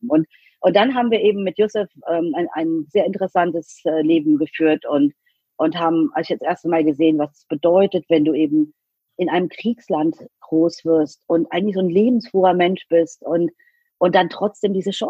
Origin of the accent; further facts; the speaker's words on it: Rhineland-Palatinate, Germany; ich komme eben nicht aus Berlin oder Hamburg oder München, sondern ich komme aus Rheinland-Pfalz halb aus dem Westerwald, halb aus der Eifel